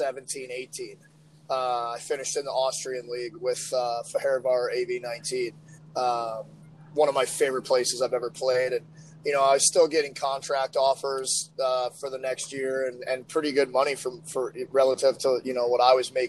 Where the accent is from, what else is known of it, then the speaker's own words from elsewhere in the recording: St. Louis, Missouri, United States; St. Louis, my hometown.